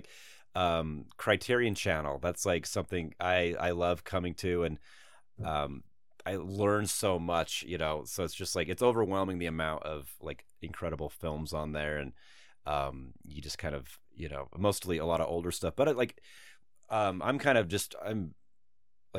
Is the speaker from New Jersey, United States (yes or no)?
no; Utah, United States; when I was growing up in Utah.